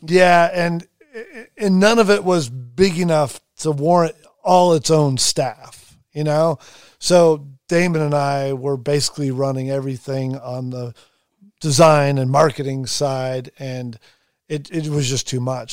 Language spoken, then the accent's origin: English; Long Beach, California, United States; I grew up in Southern California. I wasn't, I was in Long Beach